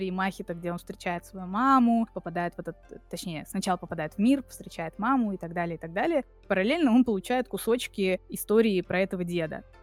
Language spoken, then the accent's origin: Russian; Tver, Tver Oblast, Russia; born there; also born or lived in Moscow; я родилась в Твери, несколько лет жила там, и потом 20 лет жила в Москве.